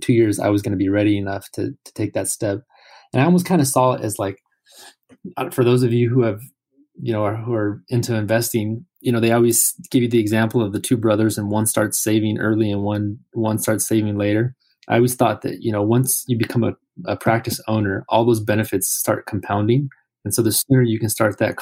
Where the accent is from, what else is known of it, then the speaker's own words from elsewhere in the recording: California, United States; we're both from California